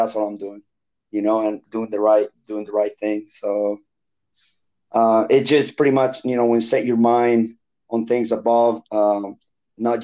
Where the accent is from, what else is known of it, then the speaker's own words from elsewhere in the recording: Bolivia; English is a second language; moved away as an adult; also born or lived in North Carolina / Daytona, Florida; now in United States; I'm from Bolivia, South America. So I've been in the States for going into 14 years now